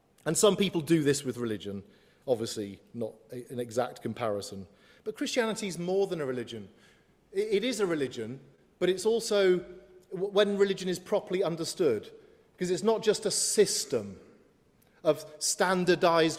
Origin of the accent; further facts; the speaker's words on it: Coventry, West Midlands, United Kingdom; Coventry are my hometown, but I support Liverpool